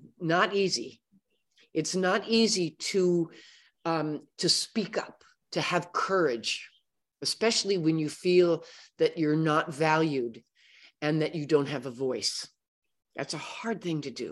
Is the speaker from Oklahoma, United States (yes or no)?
no; Oakland, California, United States; moved away; I was born in Oakland, California.